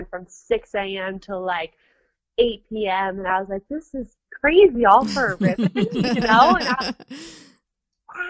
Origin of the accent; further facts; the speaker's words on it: Panama; also born or lived in Nicaragua; now in United States; I grew up in Panama, and then my father and us moved back to the United States